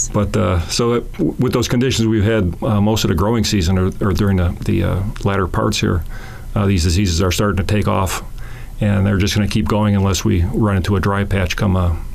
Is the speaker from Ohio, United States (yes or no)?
no; Chicago, Illinois, United States; That's all right. I'm from Chicago, so